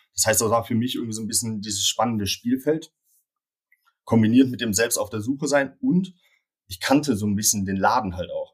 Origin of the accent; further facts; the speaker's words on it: Cologne, North Rhine-Westphalia, Germany; bin in Köln geboren und aufgewachsen